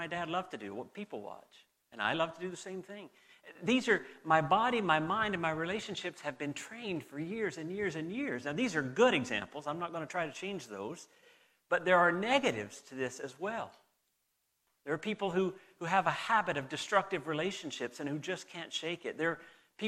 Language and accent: English; Southern United States, United States; accent: southern; with my mom here, I drift back into my southern accent. They've noticed it several times and they've mocked me repeatedly about my drawl coming back.